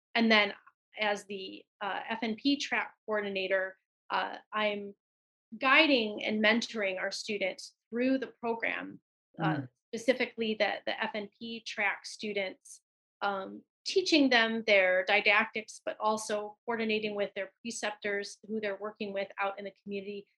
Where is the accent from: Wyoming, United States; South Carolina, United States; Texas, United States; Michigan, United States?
Michigan, United States; Benton Harbor; moved away; I'm from Benton Harbor, Michigan originally.